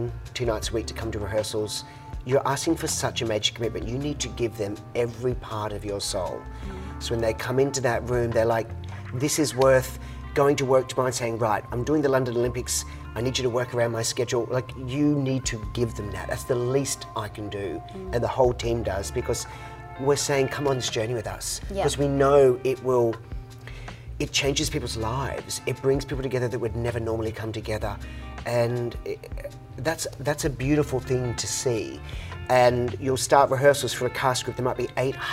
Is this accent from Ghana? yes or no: no; Queensland, Australia; in Australia, especially in my home state